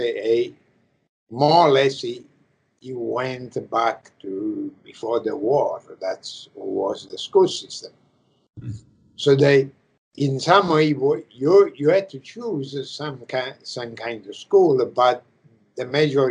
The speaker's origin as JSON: {"language": "English", "country": "Italy", "tie": "born or raised there", "second_language": "English", "moved": "as an adult", "lives_now": "United States", "said": "I I come from Italy"}